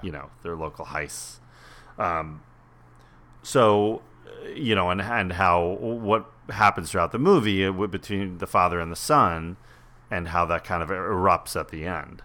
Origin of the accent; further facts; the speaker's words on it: Westchester, New York, United States; I grew up in Westchester.